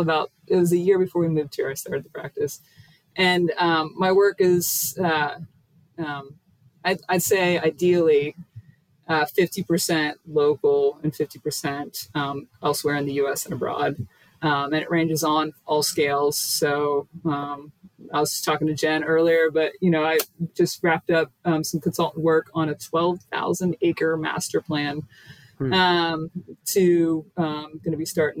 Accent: Irwin, Pennsylvania, United States; I grew up in just outside of Pittsburgh and in a just traditional 80s suburban community.

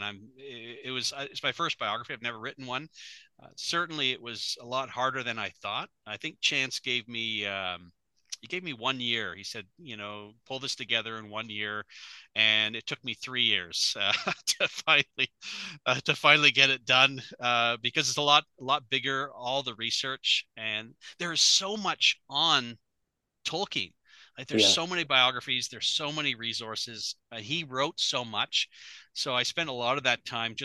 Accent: Canada; I am a Canadian as well, if people haven't recognized my accent

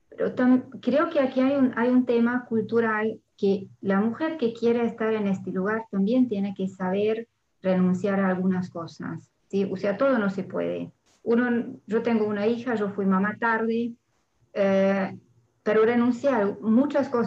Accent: Hungary; Spanish is a second language; now in France; Yo soy húngara y francesa, o sea, originalmente abogada, pero después la vida me llevó a vivir en Francia

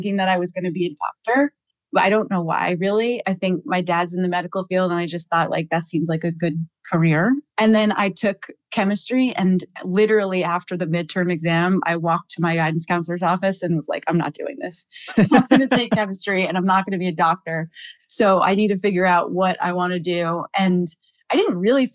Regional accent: East Wallingford, Vermont, United States; I grew up in a very, very tiny town called East Wallingford, Vermont, on the top of a dirt road at the end of a very long dirt driveway.

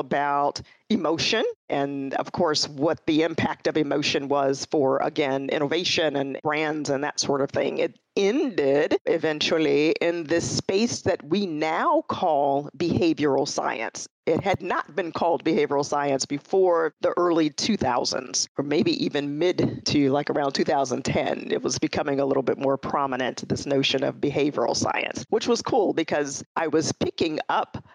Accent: Chicago, Illinois, United States; moved away as an adult; also born or lived in Detroit area, Michigan / California; I'm a Midwestern girl. I grew up in Chicago, born and raised.

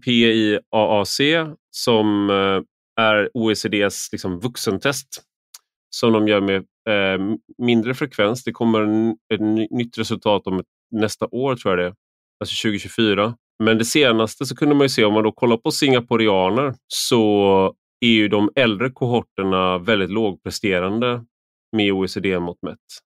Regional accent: Sweden; jag är en svensk vuxen

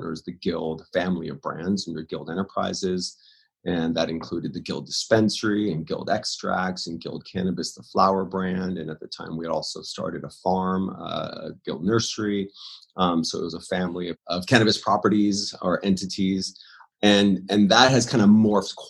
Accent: Los Angeles, California, United States; also born or lived in Orange County, California; I was kind of born and raised in Hollywood in the LA area

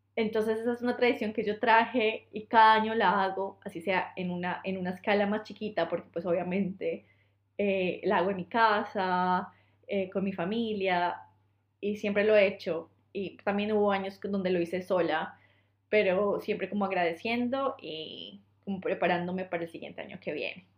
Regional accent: Colombia; moved away; soy de Colombia

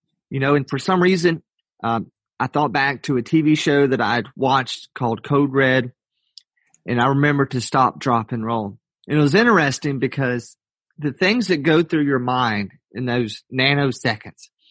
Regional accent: Atlanta, Georgia, United States; I was born in Atlanta, Georgia, grew up there

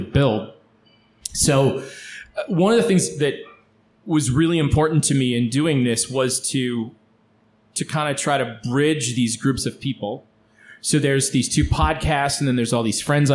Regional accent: Lansing, Michigan, United States; I grew up around Lansing, Michigan

